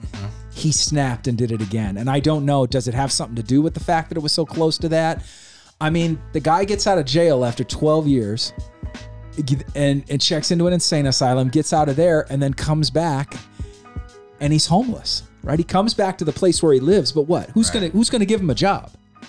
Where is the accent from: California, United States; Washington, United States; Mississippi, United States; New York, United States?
California, United States; Amador County; also born or lived in Sacramento, California; I moved to Amador County in 1987 from South Sacramento, where my parents worried about my safety all the time.